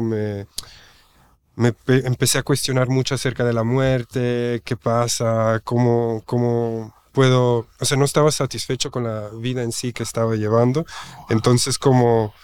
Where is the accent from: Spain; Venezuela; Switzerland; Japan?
Switzerland; German-speaking Switzerland; Spanish is a second language; moved away as an adult; now in Oaxaca, Mexico; yo nací en Suiza, en la parte alemana. Mi mamá es de Italia y emigró a Suiza, mi papá de España emigró a Suiza y pues yo nací ahí y ahí pues hice toda mi escuela, toda mi infancia en Suiza